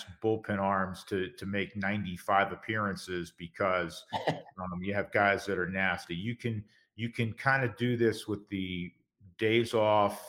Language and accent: English; the East, East Coast, United States; moved away; we're both originally from the East